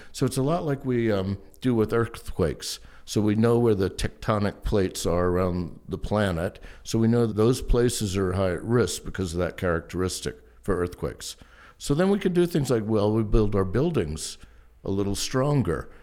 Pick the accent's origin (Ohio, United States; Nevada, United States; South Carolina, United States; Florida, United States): South Carolina, United States; Charleston; I grew up in Charleston, South Carolina